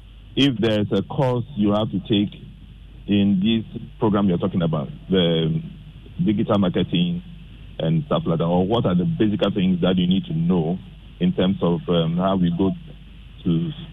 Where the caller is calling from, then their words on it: Accra, Greater Accra, Ghana; I'm calling from Awudome Estate.